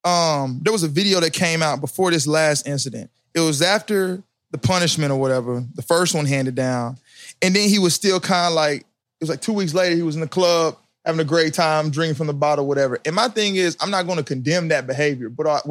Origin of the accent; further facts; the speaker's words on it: Huntsville, Alabama, United States; But, you know, I'm from Alabama, though. What part? I'm from Huntsville.